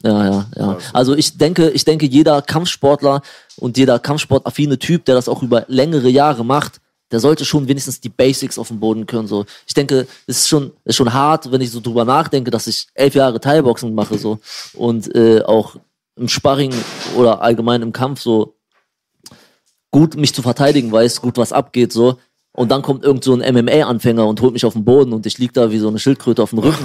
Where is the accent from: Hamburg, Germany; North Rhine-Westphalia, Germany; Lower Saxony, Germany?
Lower Saxony, Germany; Pattensen; also born or lived in Syria / Neustadt am Rübenberge; ich bin in Syrien geboren. In Syrien ähm, geboren. Ähm, ich bin aber relativ jung, mit vier, fast fünf Jahren hergekommen